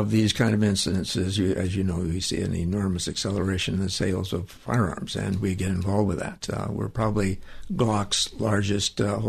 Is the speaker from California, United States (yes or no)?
yes; San Gabriel, California, United States; In San Gabriel.